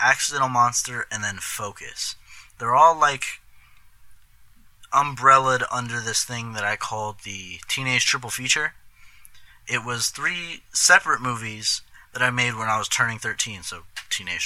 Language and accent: English; Fremont, Nebraska, United States; now in Omaha, United States; I'm from Fremont, but I moved to Omaha